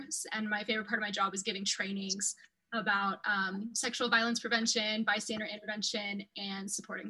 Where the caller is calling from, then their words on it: Colorado, United States; Right now I'm calling in from Colorado, and I've just been doing school remotely.